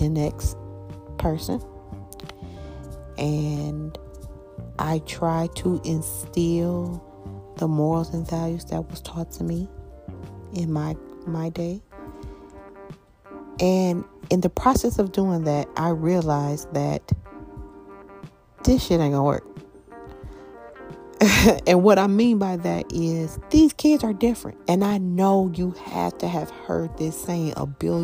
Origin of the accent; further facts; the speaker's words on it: Michigan, United States; I'm from Michigan